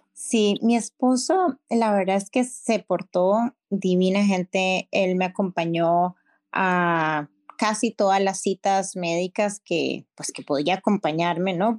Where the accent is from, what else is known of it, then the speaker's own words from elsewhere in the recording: Costa Rica; yo soy de Costa Rica